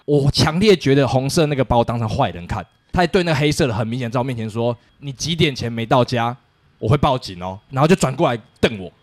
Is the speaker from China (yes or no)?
no; Taiwan